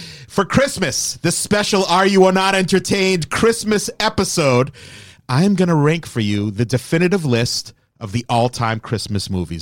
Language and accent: English; Framingham, Massachusetts, United States; growing up in Framingham